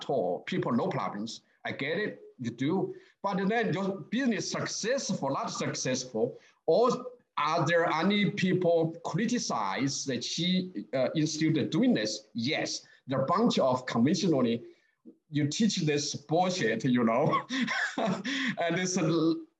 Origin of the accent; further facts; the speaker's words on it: Sichuan, China; English is a second language; moved away as an adult; also born or lived in Beijing; now in United States; I was born in Sichuan, that's southwest, close to the Tibet